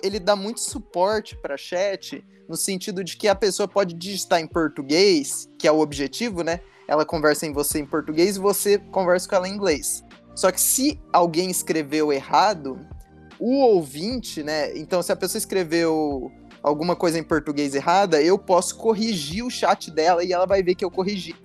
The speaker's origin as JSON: {"language": "Portuguese", "country": "Brazil", "said": "Como brasileiro"}